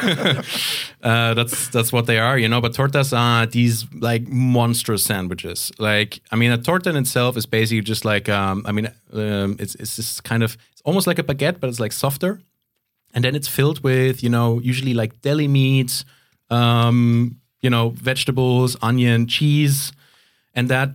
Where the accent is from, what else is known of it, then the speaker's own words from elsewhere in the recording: Canary Islands, Spain; moved away; also born or lived in Central Europe; I grew up in Spain, so it's, um, and especially, like, where I grew up in the Canary Islands